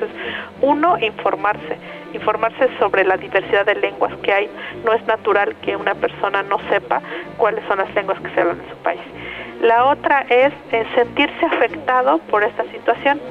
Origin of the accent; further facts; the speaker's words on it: Ayutla, Oaxaca, Mexico; first language Mixe; Spanish is a second language; Soy mije de la Sierra de Oaxaca